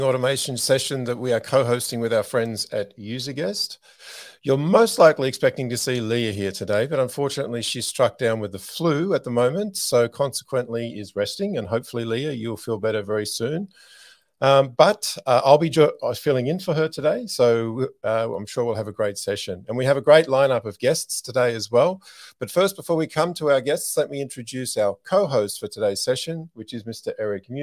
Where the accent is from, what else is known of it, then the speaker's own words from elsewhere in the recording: Australia; moved away; I grew up in Australia, so we're very much used to warm Christmases.